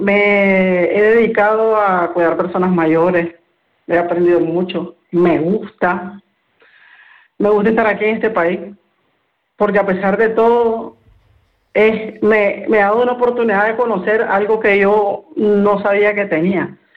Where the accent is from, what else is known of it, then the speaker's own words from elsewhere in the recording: Nicaragua; moved away as an adult; now in Spain; yo soy de Nicaragua